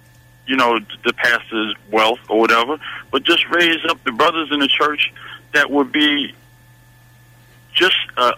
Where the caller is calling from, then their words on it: Newport News, Virginia, United States; I'm calling from Newport News.